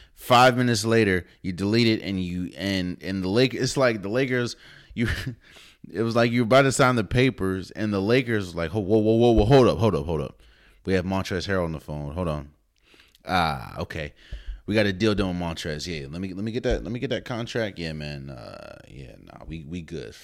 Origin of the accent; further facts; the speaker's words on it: Maryland, United States; also born or lived in Washington, District of Columbia, United States; I'm from the DMV area. I'm from Maryland. I've lived in DC